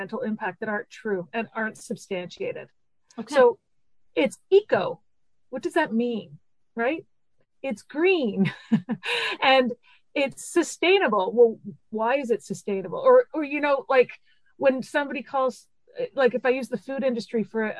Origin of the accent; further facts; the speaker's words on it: Montreal, Quebec, Canada; also born or lived in Vancouver, Canada; now in Cape Breton Island, Canada; I'm originally from Montreal, a big city, lived in Vancouver for 11 years.